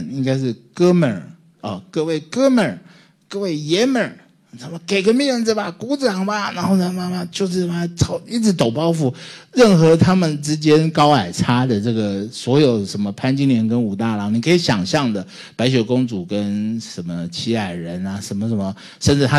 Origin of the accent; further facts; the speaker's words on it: Taiwan; 你妈妈你们招待我们来这里，我们是台湾人哎，你们招待我们来这里